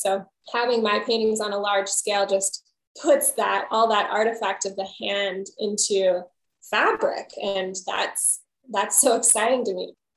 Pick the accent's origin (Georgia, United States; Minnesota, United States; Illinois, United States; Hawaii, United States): Hawaii, United States; that is my home island, host island, host culture. I'm not Hawaiian, but I was raised here and this is my home.